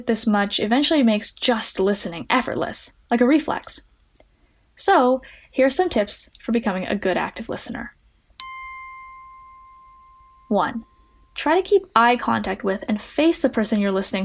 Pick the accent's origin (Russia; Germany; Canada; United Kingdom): Canada; Edmonton, Alberta; I'm 19 from Edmonton, Alberta, Canada